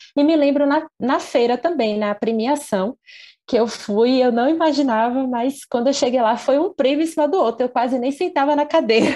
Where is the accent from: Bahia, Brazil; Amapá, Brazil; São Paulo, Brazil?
Bahia, Brazil; Candeias; eu sou de Candeias, que é uma cidade aqui da região metropolitana de Salvador